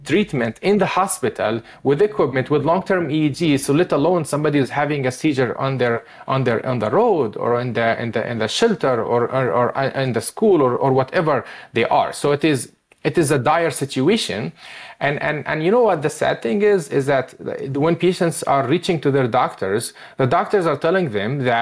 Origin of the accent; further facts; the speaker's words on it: Palestine; moved away as an adult; now in United States; I was born and raised in Palestine and I came to the United States to get specialty and training